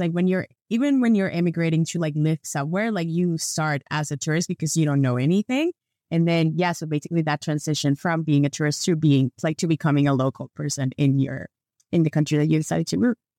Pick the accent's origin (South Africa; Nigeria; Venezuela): Venezuela; moved away as an adult; now in Canada; every time that I used to travel with my Venezuelan passport, I don't have that problem anymore because I'm a Canadian now